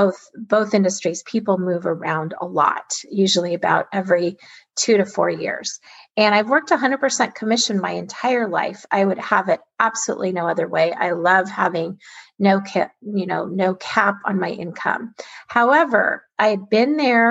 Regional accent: Alaska, United States; I was born and raised in Alaska, an amazing place to grow up

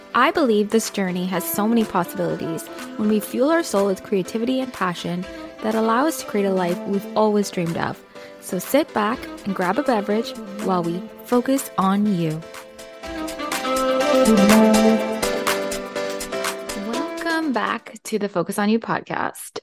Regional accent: India; I'm Indian

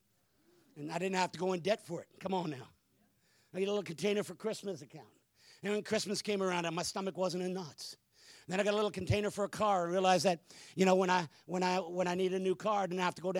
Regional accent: Hamilton, Ontario, Canada; I'm a city slicker. I was born in Hamilton, Ontario

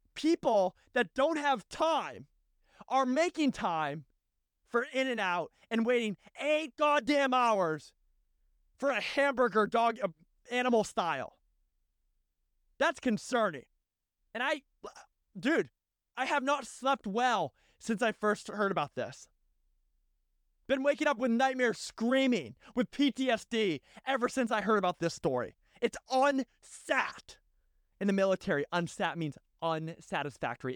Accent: United States; as an American

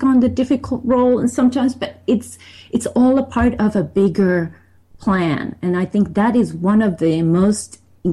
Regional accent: Finland; I grew up in Finland

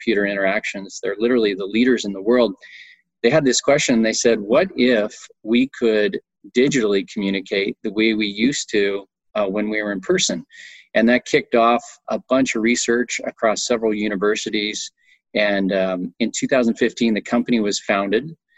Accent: Montana, United States; moved away as an adult; also born or lived in Austin, Texas; I grew up in Montana.

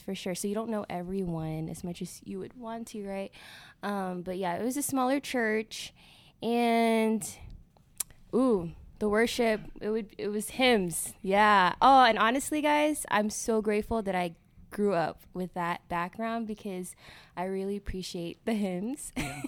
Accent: McAllen, Texas, United States; I was born here in McAllen, born and raised

